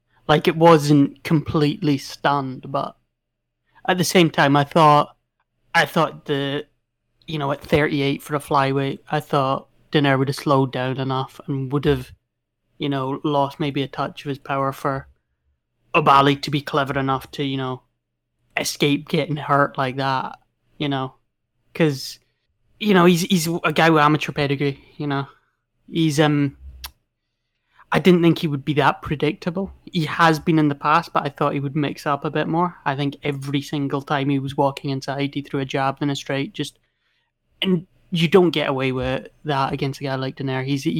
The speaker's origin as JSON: {"language": "English", "region": "Scotland", "country": "United Kingdom", "said": "From Scotland."}